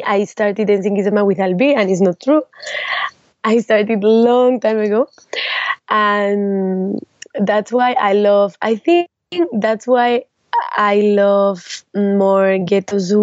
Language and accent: English; Salamanca, Castile and León, Spain; English is a second language; I was born in Salamanca, in a small city of Spain, is 2 hours from Madrid, and there I started to dance with when I was 7 years old